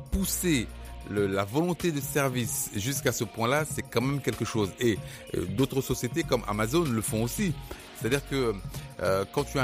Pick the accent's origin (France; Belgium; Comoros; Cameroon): Cameroon; je suis désolé de le dire parce que je suis camerounais, mais peu de d'entreprises de, de, de services au Cameroun ont ce service